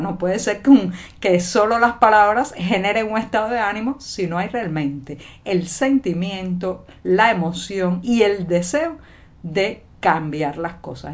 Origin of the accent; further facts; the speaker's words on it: Cuba; cubana, periodista, ciudadana